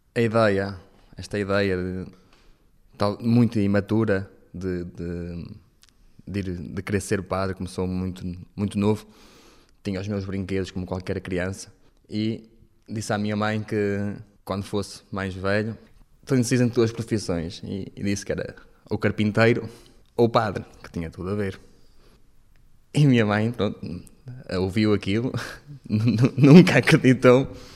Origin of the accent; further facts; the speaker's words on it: Paredes de Coura, Norte, Portugal; sou natural de Paredes de Coura